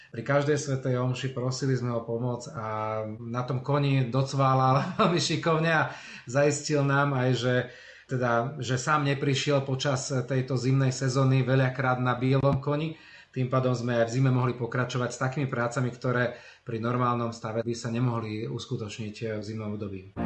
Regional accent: Bratislava, Bratislava Region, Slovakia; moved away; sám som z Bratislavy a viem, ako to bolo teda v 80. rokoch v Petržalke, keď vyrastali tzv. sídliskové deti

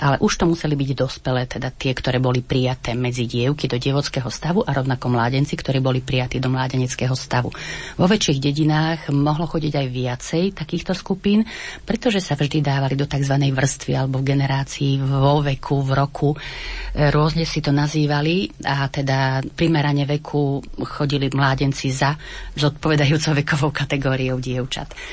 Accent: Pozdišovce, Košice Region, Slovakia; Ja ešte som sa naučila od mojej starej mamy doma v Pozdyšovciach farbiť vajíčka cibulovou šupkou

